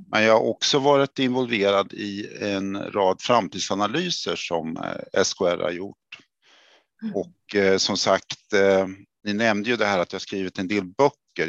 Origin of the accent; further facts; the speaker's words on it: Örebro, Örebro County, Sweden; accent: Närke; moved away; Det kanske hörs att jag kom från Närke. Jag är född i Örebro då